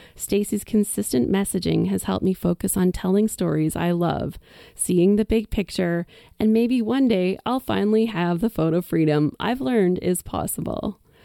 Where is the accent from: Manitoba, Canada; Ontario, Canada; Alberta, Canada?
Alberta, Canada; Whitecourt; my hometown